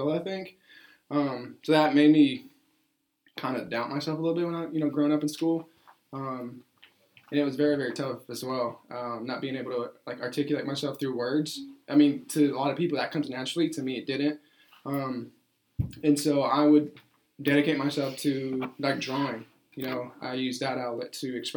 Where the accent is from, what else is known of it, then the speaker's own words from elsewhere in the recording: Ferris, Texas, United States; also born or lived in Mexico; now in Corsicana, United States; I am from Mexico. I came here when I was 4 years old, but I grew up in Ferris, Texas